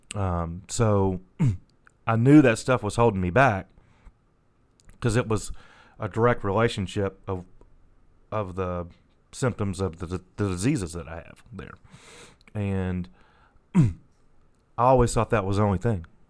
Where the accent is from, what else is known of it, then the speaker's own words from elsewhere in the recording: La Grange, Kentucky, United States; So I grew up in in um, Lagrange, about 20, 20 25 miles uh, northeast of Louisville.